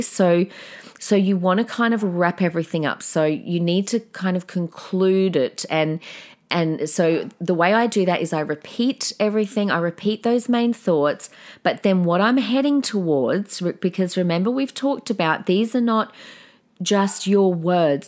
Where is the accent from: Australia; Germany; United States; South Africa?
Australia; South Australia; I've got such a different accent compared to everyone, 'cause I'm from South Australia